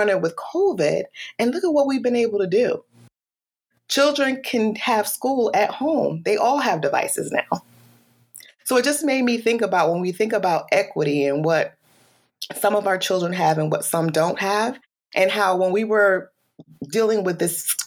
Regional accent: Bridgeport, Connecticut, United States; now in Shelton, United States; I was born and raised here in Connecticut, Bridgeport, Connecticut

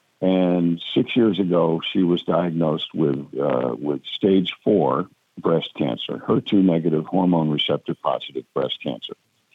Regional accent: Mount Kisco, New York, United States; I live in the South. They call me a recovering Yankee, but I'm from Mount Kisco, New York.

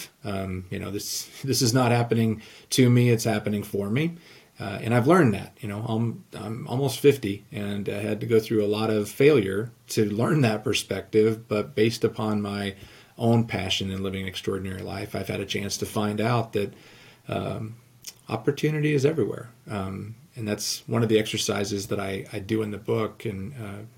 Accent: Southern California, United States; now in Iowa, United States; I grew up in Southern California. I live in Iowa now

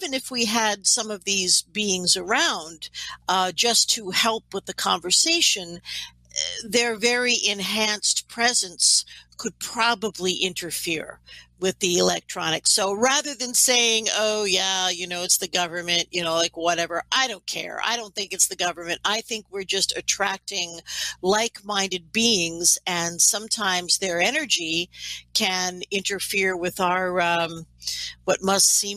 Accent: New York City, New York, United States; now in Canada; I am from New York City, so I'm going to speak as an American, although I live in Canada

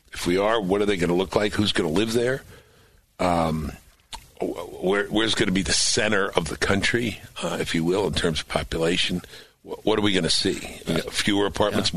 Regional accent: New York City, New York, United States; moved away; I grew up in New York

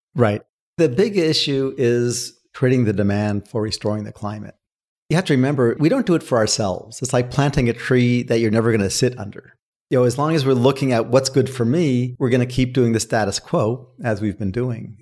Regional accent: United States; I grew up in Washington

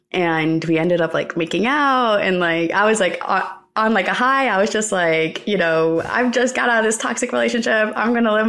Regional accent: New Jersey, United States; In New Jersey. So, like, my entire dream was to live in New York for my entire life.

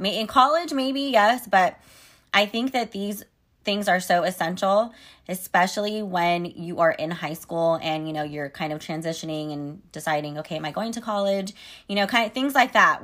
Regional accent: Sacramento, California, United States; I live in Sacramento, California, and the California State Capitol is actually here in my hometown

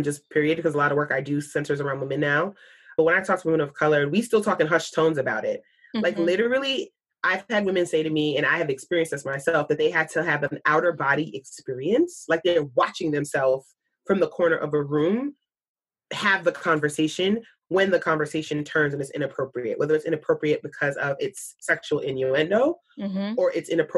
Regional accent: New York, United States; a New Yorker

